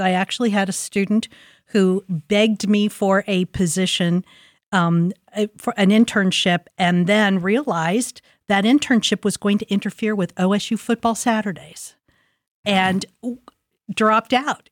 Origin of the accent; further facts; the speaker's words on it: Columbus, Ohio, United States; I'm a product of Linden. I grew up in Linden. I was born in Linden, went to school in Linden